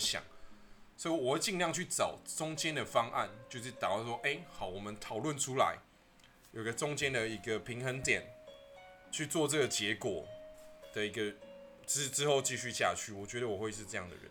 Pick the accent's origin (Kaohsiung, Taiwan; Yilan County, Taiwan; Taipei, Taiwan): Taipei, Taiwan; now in Yangmei, Taiwan; 我是在台北出生嘛嗯，然后我到就是桃园、杨梅这边之后，我才比较 有接触到很多客家话，因为我们现在的工作环境其实很多客家人，大概是嗯。九成以上